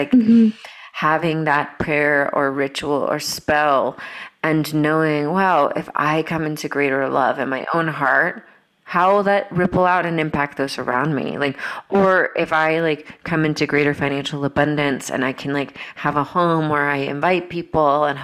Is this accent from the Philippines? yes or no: no; Brazil; moved away; also born or lived in Georgia, United States / Europe; when I grew up in Brazil